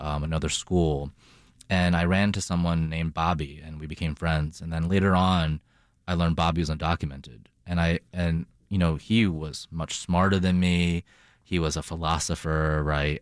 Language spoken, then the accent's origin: English; Boston, Massachusetts, United States; moved away as an adult; also born or lived in China / Toronto, Canada; now in Chicago, United States; I grew up in China, spent a minute in Toronto, and grew up, uh, in my childhood in Boston.